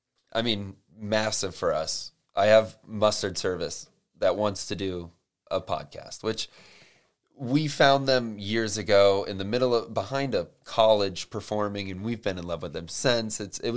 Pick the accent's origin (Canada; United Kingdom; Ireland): Ireland; I'm Irish. I know a good potato when I see one.